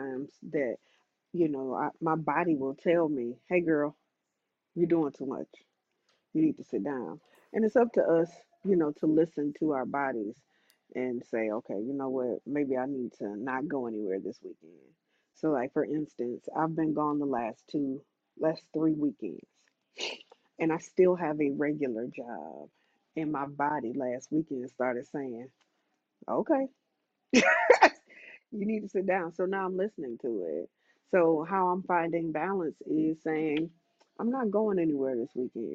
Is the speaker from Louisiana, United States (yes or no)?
no; Atlanta, Georgia, United States; I am from Atlanta.